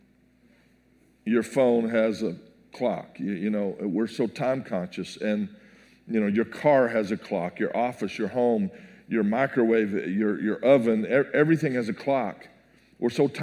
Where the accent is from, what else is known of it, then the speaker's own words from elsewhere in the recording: Texas, United States; I'm from Texas.